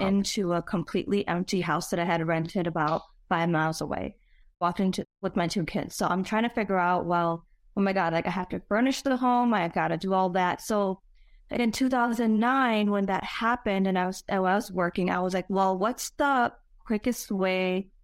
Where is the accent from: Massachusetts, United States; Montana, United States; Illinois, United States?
Illinois, United States; Chicago; born and raised in Chicago